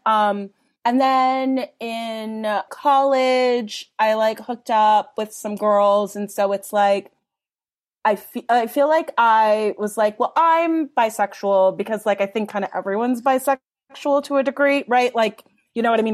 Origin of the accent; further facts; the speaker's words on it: Los Angeles, California, United States; I grew up in Mount Washington in Los Angeles